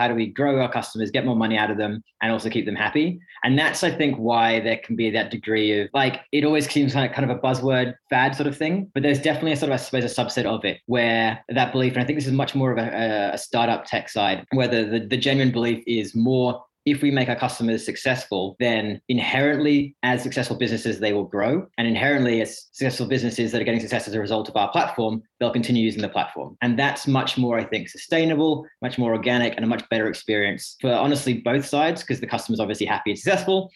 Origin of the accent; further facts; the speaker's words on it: Sydney, New South Wales, Australia; moved away as an adult; also born or lived in Reading, England; now in United Kingdom; I'm actually English born near Reading, but grew up most of my life over in Sydney